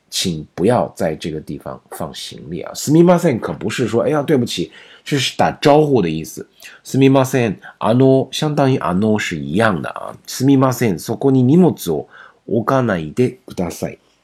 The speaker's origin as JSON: {"language": "Chinese", "country": "China", "said": "我们中国人写的再好的文章，这个日语它不是我们的母语啊"}